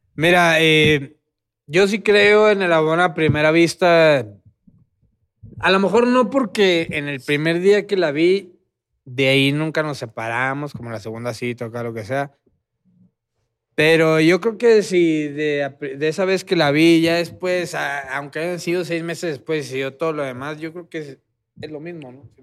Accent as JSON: {"language": "Spanish", "town": "Tijuana", "region": "Baja California", "country": "Mexico", "also_born_or_lived": "Guadalajara", "moved": "yes", "said": "yo soy de Tijuana. Yo viví en Guadalajara y, fui a un evento allá a mi tierra, Tijuana"}